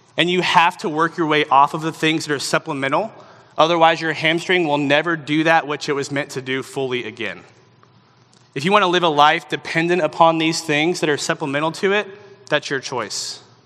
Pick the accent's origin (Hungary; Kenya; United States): United States; the South; growing up in the South